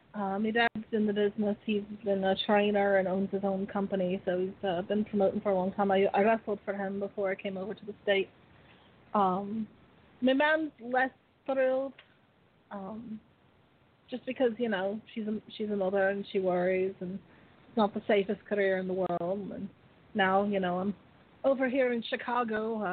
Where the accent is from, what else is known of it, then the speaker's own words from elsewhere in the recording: Dublin, Leinster, Ireland; I mean, at the same time, it's not like I'm from the middle of nowhere. I'm from Dublin. It's a pretty big city.